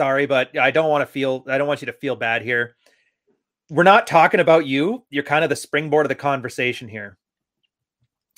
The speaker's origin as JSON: {"language": "English", "town": "Edmonton", "region": "Alberta", "country": "Canada", "moved": "yes", "said": "I'm a prairie boy. I was from Edmonton, Alberta. I ain't never going back"}